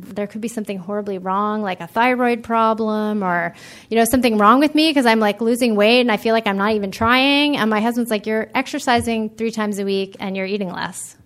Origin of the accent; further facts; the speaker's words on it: East Coast, United States; now in California, United States; I grew up on the East Coast, and I when I moved to California